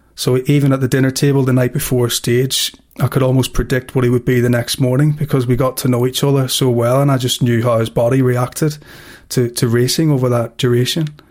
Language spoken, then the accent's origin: English; Belfast, Northern Ireland, United Kingdom; growing up in Belfast.